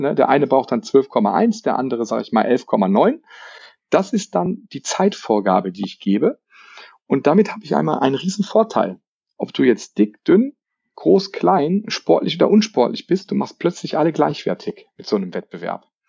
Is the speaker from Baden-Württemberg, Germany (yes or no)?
no; Lower Saxony, Germany; bei uns in Niedersachsen